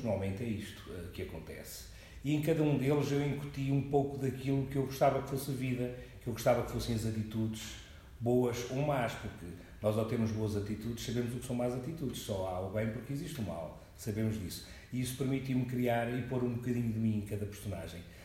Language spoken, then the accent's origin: Portuguese; Coimbra, Centro, Portugal; also born or lived in Angola; Eu nasci em Angola há 60 anos e resido em Coimbra há 50, sensivelmente